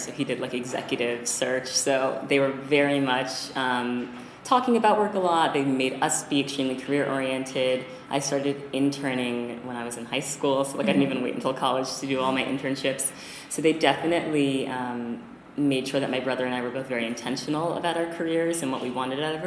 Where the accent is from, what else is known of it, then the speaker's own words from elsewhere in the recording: New York City, New York, United States; I grew up here in New York City